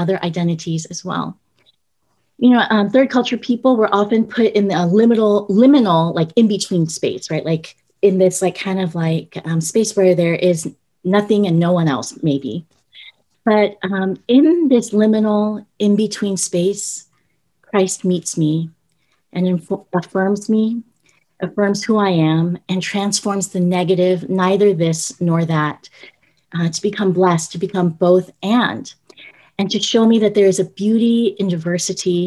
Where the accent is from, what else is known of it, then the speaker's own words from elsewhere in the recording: United States; now in San Diego, United States; I am Korean American